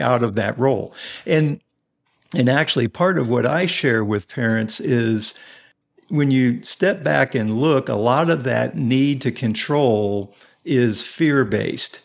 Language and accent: English; Indianapolis, Indiana, United States; also born or lived in Carmel, Indiana; I am originally from, I grew up here in Indianapolis